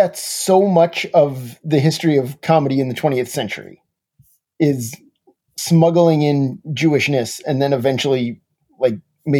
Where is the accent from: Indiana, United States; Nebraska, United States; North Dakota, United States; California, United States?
North Dakota, United States; I grew up in North Dakota. I didn't know a single Jewish person